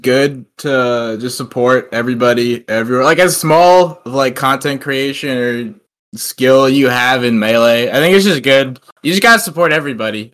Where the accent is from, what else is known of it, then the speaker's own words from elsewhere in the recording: Long Island, New York, United States; moved away as an adult; now in Maryland, United States; I'm from Long Island